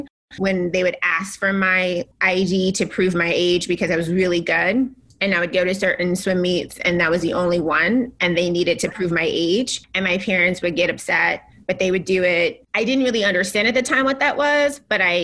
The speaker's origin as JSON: {"language": "English", "region": "the South", "country": "United States", "tie": "born or raised there", "also_born_or_lived": "Boston", "moved": "as an adult", "said": "I was raised in the South by this amazing parents who only had me"}